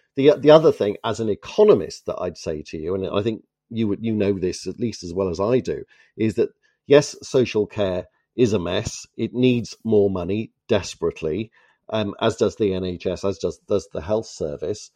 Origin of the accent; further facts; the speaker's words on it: Toronto, Ontario, Canada; from the city of my birth, actually, from Toronto